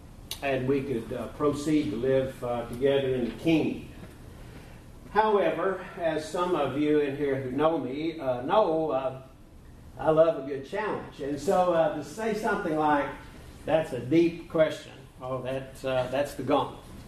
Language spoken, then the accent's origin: English; a little town outside of Nashville, Tennessee, United States; now in Reno, United States; I was raised in the Church of Christ, about as mainstream as you can get, a little town outside of Nashville, Tennessee.